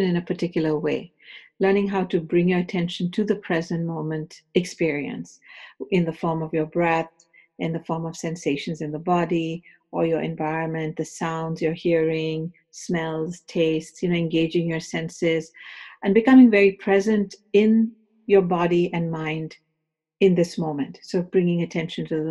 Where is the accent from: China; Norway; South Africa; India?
India; moved away as an adult; also born or lived in Los Angeles, United States; now in United States; I came from India to do my graduate studies in the University of Southern California